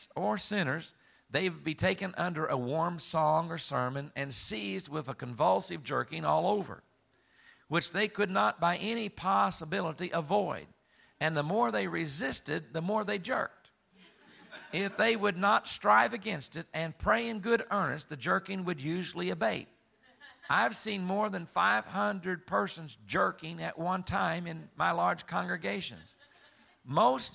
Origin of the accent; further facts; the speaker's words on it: Southern Illinois, United States; I'm from Southern Illinois, raised there